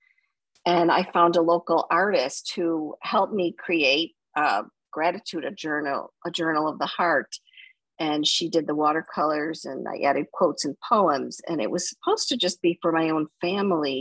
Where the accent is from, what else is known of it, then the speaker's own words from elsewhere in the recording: Buffalo, New York, United States; I grew up in Buffalo, New York, and I was the oldest of four children